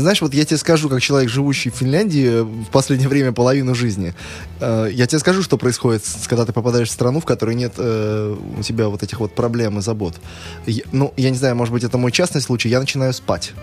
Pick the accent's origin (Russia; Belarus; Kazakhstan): Russia; Saint Petersburg; коренной питерец